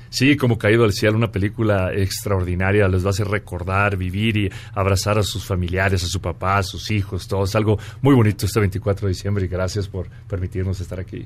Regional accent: Mexico; Yo soy mexicano cien por ciento

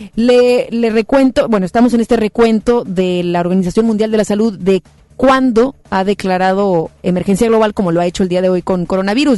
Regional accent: Mexico; como mexicanos

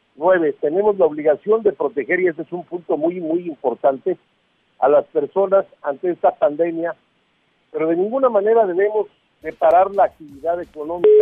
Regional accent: Mexico; somos mexicanos

